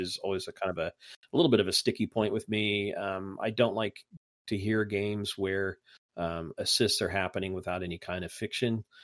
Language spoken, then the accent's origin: English; Indiana, United States; accent: Hoosier; my Hoosier accent